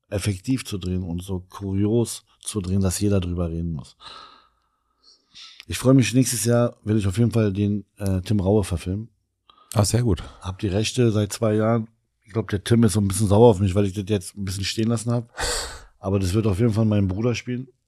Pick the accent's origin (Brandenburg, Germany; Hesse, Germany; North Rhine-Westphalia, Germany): Brandenburg, Germany; Elsterwerda; ich bin äh, Südbrandenburger.